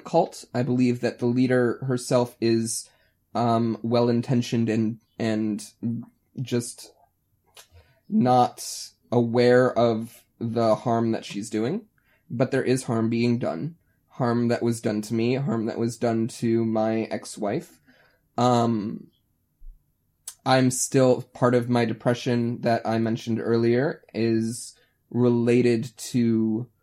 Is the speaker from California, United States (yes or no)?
no; Ohio, United States; moved away; we're all from Ohio